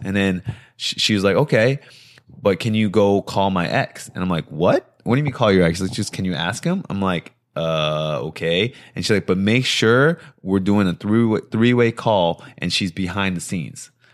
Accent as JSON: {"language": "English", "region": "New Jersey", "country": "United States", "tie": "born or raised there", "said": "I was born in New Jersey um, from Korean immigrant, immigrant parents"}